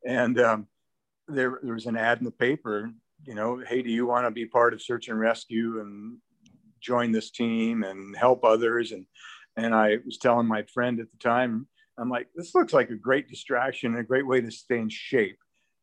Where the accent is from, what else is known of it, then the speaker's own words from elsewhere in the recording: Casper, Wyoming, United States; now in Jackson, United States; I grew up in Casper, Wyoming, and I came to Jackson right out of college.